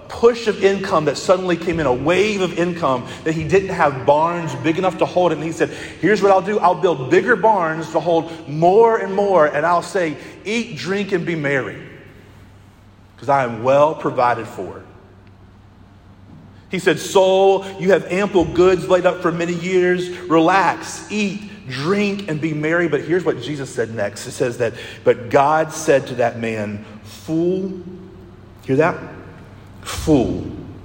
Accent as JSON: {"language": "English", "town": "Conway", "country": "United States", "tie": "born or raised there", "said": "I grew up in Conway"}